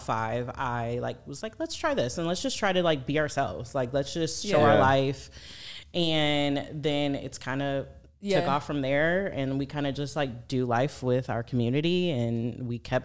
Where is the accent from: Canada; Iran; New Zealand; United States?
United States; Michigan; we're from Michigan.